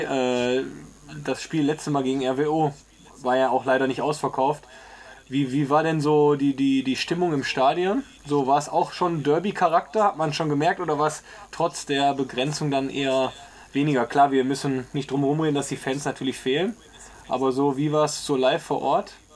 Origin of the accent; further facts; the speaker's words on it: Essen, North Rhine-Westphalia, Germany; ich bin ja äh, an der Hausbergestraße aufgewachsen, quasi wo, wo die alte Tusshalle ist